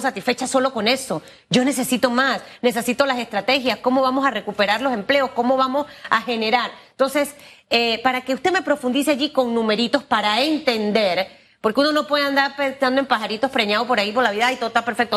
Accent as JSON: {"language": "Spanish", "country": "Panama", "said": "como panameña"}